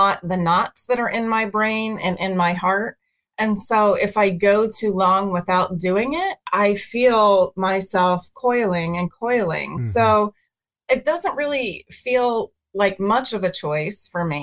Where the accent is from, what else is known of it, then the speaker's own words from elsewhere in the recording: Pittsburgh, Pennsylvania, United States; moved away as an adult; also born or lived in Arizona / Philadelphia / Seattle / Delaware; I was raised in Pittsburgh.